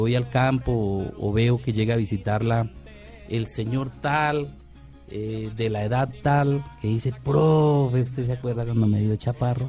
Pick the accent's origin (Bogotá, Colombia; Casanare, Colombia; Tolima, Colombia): Casanare, Colombia; Llanos Orientales; nos formamos en el campo de los llanos orientales colombianos